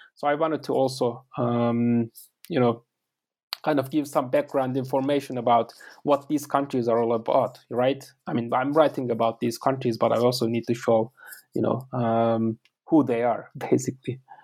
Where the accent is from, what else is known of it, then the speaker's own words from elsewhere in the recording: Turkey; first language Turkish; English is a second language; moved away as an adult; also born or lived in United States / Russia; I'm actually from Turkey. Uh, I was born and raised uh, there